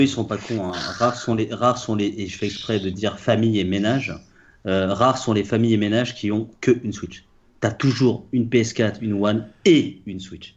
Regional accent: Paris, Île-de-France, France; je suis français, parisien

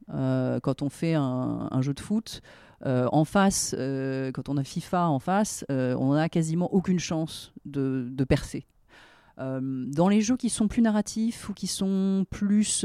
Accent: France; en tant que Français, créateur français

